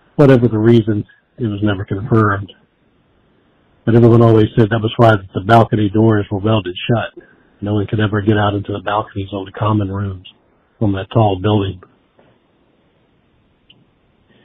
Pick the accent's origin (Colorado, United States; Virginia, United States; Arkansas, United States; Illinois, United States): Virginia, United States; Giles County; moved away as an adult; now in Montgomery County, United States; I'm originally from Giles, and I currently live in Montgomery